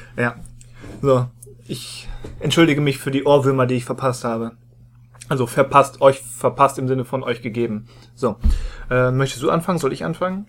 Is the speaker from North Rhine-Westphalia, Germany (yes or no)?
yes; Rheda-Wiedenbrück, North Rhine-Westphalia, Germany; in meiner Heimatstadt Reda Wiedenbrück